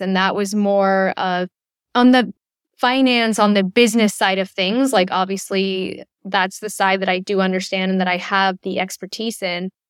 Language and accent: English; Chile; moved away; also born or lived in United States; I was born and raised in Chile, though I lived in the U S for a brief period